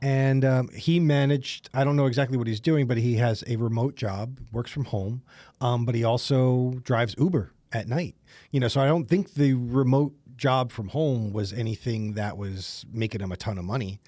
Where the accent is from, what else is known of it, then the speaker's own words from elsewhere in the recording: East Coast, United States; I'm from the East Coast